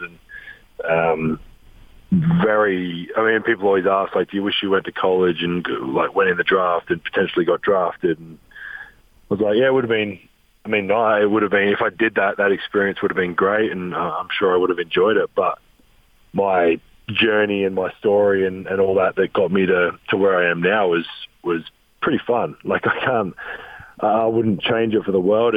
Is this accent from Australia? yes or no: yes; Adelaide, South Australia, Australia; moved away as an adult; also born or lived in Europe; now in Salt Lake City, United States; growing up in Australia, we we don't celebrate Thanksgiving